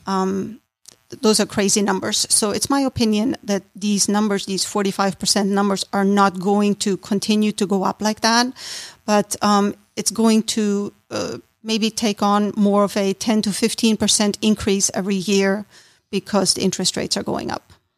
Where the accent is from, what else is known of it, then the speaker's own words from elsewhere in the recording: Austria; moved away as an adult; now in Roswell, United States; I was born and raised in Austria